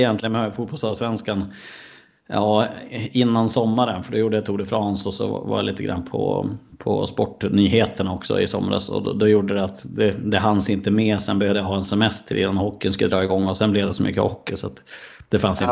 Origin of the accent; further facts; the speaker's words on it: Skellefteå, Västerbotten County, Sweden; also born or lived in Umeå; Jag är född i Skellefteå och så flyttade jag dit mm. 2010 för att, för att plugga